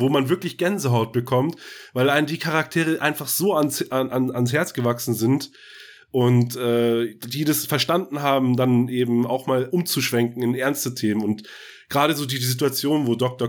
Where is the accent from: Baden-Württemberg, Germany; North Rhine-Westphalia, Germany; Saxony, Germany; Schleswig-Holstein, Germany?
Schleswig-Holstein, Germany; Scharbeutz; also born or lived in Bad Oldesloe; gebürtig aus, geboren in Bad Oldesloe, groß geworden in Scharbeutz